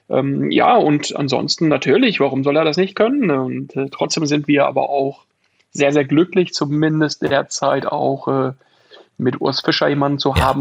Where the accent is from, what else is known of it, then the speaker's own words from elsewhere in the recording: Arnsberg, North Rhine-Westphalia, Germany; Hüsten ist jetzt ein Teil meiner Geburtsstadt ähm, Arnsberg im Sauerland auch